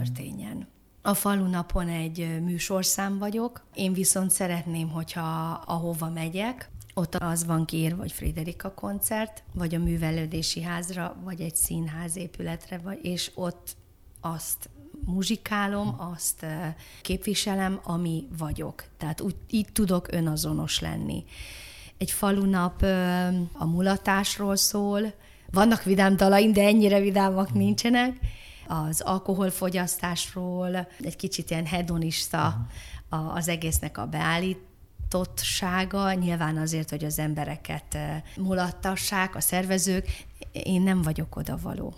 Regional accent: Budapest, Hungary; innen nem messze, a hetedik kerületben, Erzsébet városban, a Péter Sándor utcában

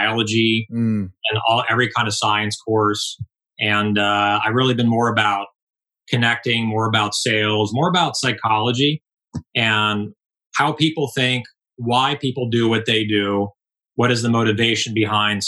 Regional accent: Palos Verdes, California, United States; I grew up in Southern California. I grew up in Palos Verdes. Went to school, middle school in Palos Verdes. Went to high school in Palos Verdes.

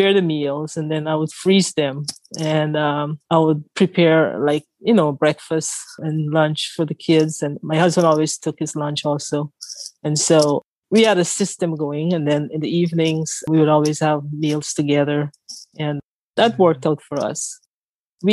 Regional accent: Guyana; moved away; I'm from Guyana

